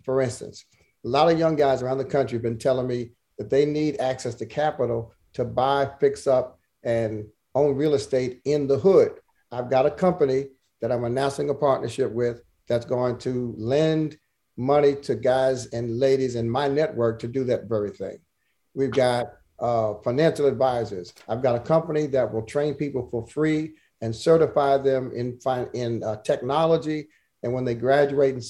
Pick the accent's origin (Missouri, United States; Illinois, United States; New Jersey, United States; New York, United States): New Jersey, United States; I'm from Jersey